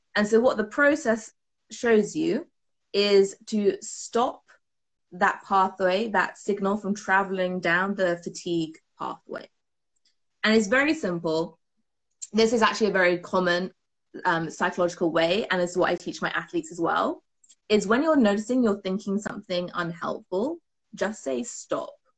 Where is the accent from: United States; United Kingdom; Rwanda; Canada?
United Kingdom; as you might have guessed, I am from the UK from my accent.